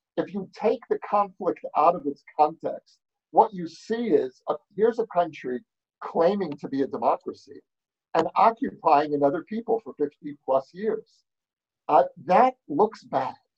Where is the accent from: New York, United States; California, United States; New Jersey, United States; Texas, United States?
New York, United States; now in Jerusalem, Israel; I grew up, as you can hear from my accent, I grew up in New York